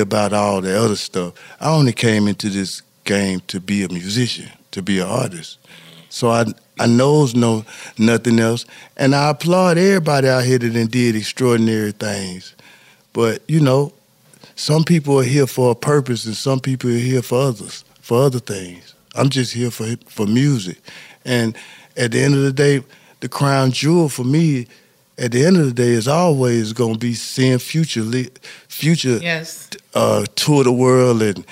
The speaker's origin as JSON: {"language": "English", "town": "East Point", "region": "Georgia", "country": "United States", "also_born_or_lived": "Ben Hill, Atlanta", "said": "I'm from East Point"}